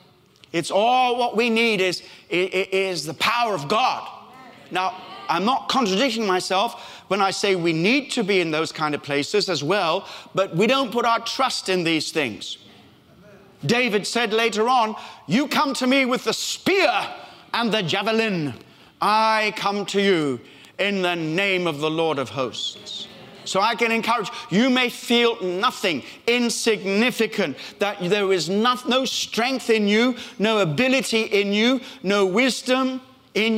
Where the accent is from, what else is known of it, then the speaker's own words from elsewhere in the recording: Australia; accent: Australian; moved away; also born or lived in Africa; I was born in Africa, brought up in Australia